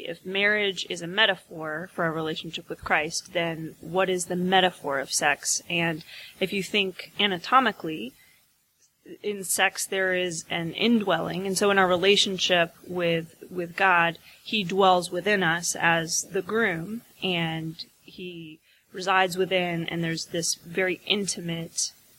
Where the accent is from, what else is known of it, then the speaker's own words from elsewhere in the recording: Tyler, Texas, United States; I'm from Tyler, Texas.